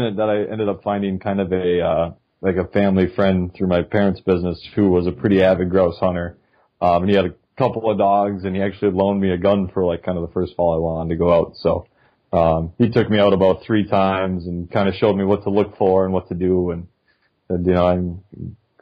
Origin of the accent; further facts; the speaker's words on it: Duluth, Minnesota, United States; I grew up in Duluth, Minnesota